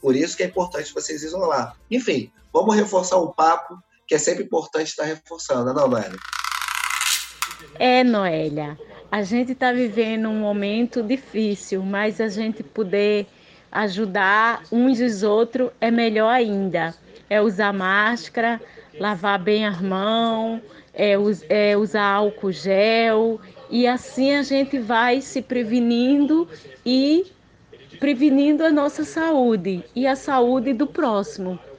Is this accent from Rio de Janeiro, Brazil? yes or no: yes; Rio de Janeiro, Brazil; Nascido e criado na Maré, favela da Maré, RJ.